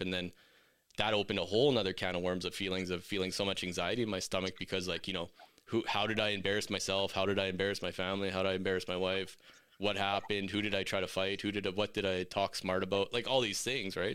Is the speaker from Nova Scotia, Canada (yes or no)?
no; Meadow Lake, Saskatchewan, Canada; now in Red Deer, Canada; I'm from Metal Lake, Saskatchewan. I'm currently in Red Deer now